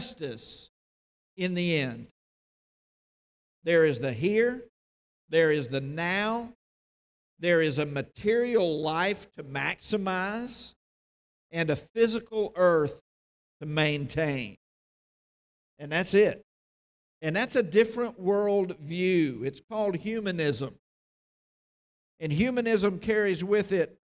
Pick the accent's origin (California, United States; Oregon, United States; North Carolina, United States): North Carolina, United States; moved away; my home state